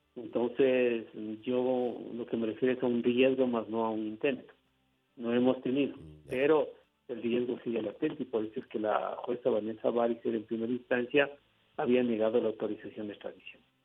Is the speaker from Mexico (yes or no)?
no; Ecuador